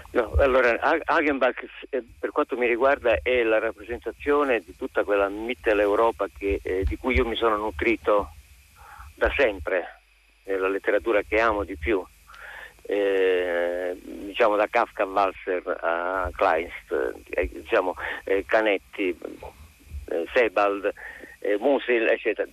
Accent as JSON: {"language": "Italian", "region": "Calabria", "country": "Italy", "tie": "born or raised there", "moved": "yes", "lives_now": "Milan, Italy", "said": "essendo io eh, nato in Calabria"}